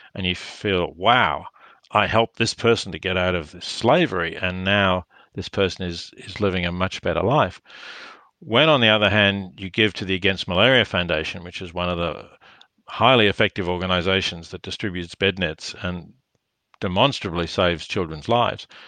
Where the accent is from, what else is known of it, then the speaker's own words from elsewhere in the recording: Australia; I am Australian and reasonably well known in Australia